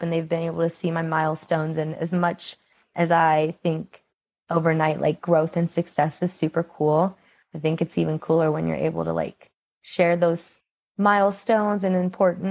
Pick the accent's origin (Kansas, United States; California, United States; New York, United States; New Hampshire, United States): Kansas, United States; I just turned 24 and I'm from Kansas